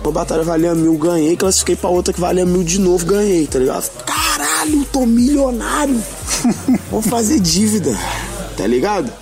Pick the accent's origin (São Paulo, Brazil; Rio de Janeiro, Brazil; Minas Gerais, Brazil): Minas Gerais, Brazil; Belo Horizonte; eu sou de Belo Horizonte, Minas Gerais